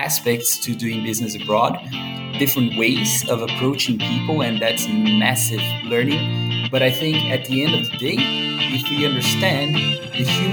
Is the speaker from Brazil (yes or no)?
yes; Brazil; moved away as an adult; now in Denmark; I was born and raised in Brazil and been living in Denmark now for 9 years